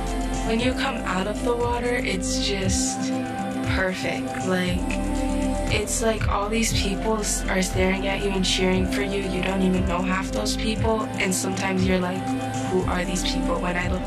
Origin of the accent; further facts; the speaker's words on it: Chicago, Illinois, United States; I'm from Chicago, born and raised in Garfield Park and Humboldt Park